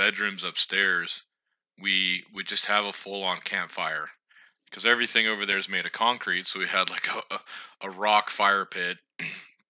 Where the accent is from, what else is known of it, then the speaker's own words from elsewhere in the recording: Indiana, United States; moved away; my home state of Indiana